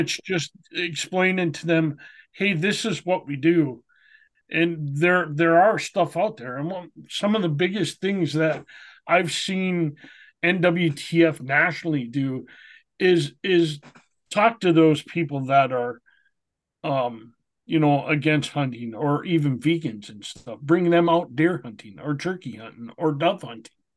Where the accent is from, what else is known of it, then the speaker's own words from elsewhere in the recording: Minnesota, United States; moved away; me growing up in Minnesota